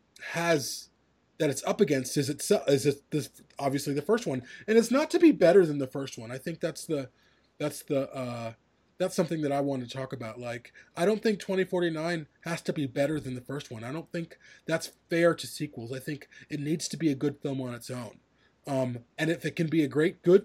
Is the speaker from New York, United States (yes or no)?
no; Chicago, Illinois, United States; I grew up in this big city